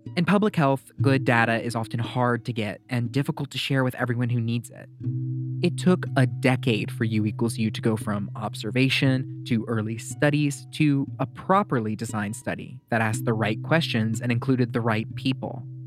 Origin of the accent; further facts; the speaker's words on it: Louisiana, United States; my home state of Louisiana